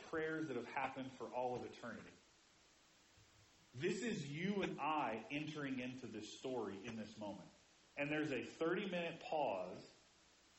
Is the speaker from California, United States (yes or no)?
no; Indiana, United States; moved away; I grew up in Indiana where we yelled all the time.